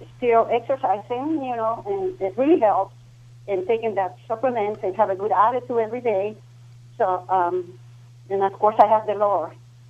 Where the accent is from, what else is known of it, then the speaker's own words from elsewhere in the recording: Peru; moved away as an adult; I'm from South America. I'm from Peru.